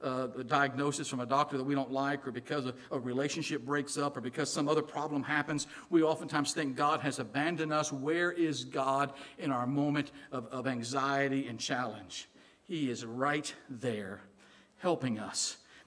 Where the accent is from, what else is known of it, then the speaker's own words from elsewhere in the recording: Illinois, United States; accent: Southern; also born or lived in Southern US; Now, I'm actually from Illinois, but I married a Southern girl, and I lived in the South for a while. That's where I got this Southern accent. I can't get rid of it.